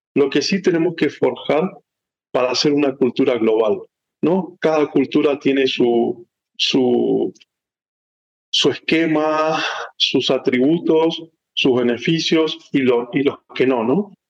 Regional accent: San Rafael, Mendoza, Argentina; moved away as an adult; also born or lived in Chile / Miami, United States / Mexico; now in United States; nací en Argentina, en una ciudad llamada San Rafael, que es un pueblito, una ciudad eh, importante de, Mendoza. Ahí nací, eh, em, ahí me crié

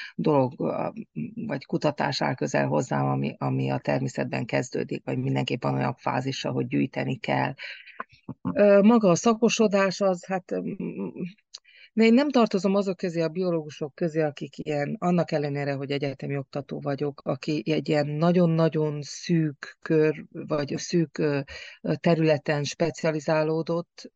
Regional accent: Cârța, Harghita County, Romania; falunk, Karcfalván, ahol születtem

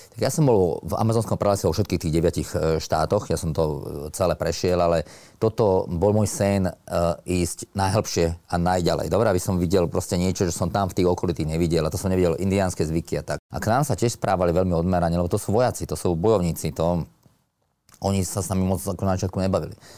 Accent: Slovakia; nás 10 Slovákov

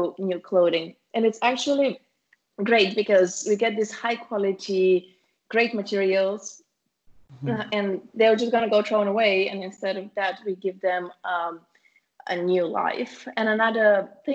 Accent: Bulgaria; our hometown, so both me and my sister, the founders of the company, we are from Bulgaria

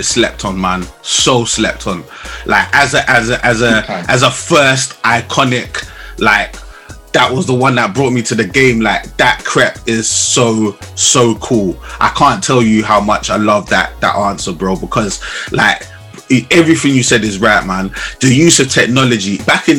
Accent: London, United Kingdom; We're both from London, both London born and bred

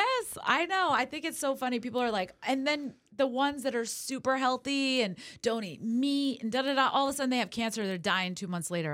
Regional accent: California, United States; moved away; also born or lived in New England / Las Vegas; I'm originally from California

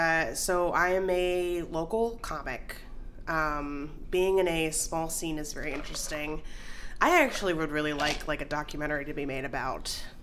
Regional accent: Virginia, United States; also born or lived in San Diego, United States; Because we moved away from San Diego when I was like one. And we moved to Virginia.

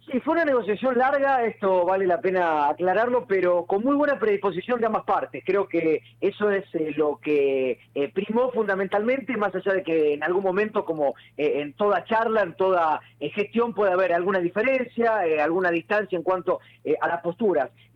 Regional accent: Rosario, Santa Fe, Argentina; yo soy rosarino, vivo en Rosario

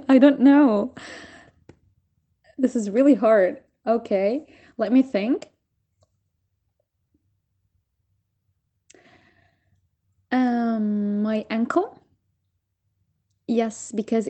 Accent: Syria; now in Turkey; I'm from Syria

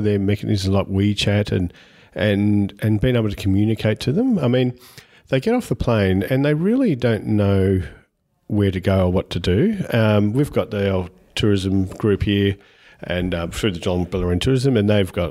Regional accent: Lara, Victoria, Australia; I grew up in Lara, so I'm a Lara born and bred guy. I'm still there

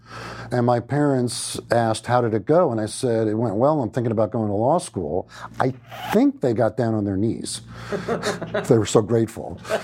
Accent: Great Neck, New York, United States; Grew up outside of New York City in a little town that had been home to the likes of Groucho Marx and F. Scott Fitzgerald, called Great Neck, New York

